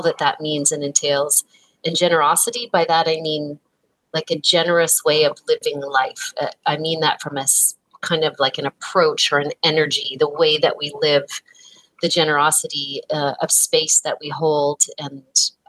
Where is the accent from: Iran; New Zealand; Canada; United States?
Canada; I'm embarrassed as a Canadian that I am not bilingual when so much of my home country is